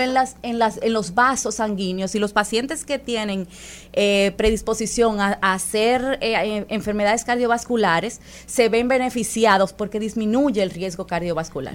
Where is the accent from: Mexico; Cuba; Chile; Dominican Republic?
Dominican Republic; nosotros como dominicanos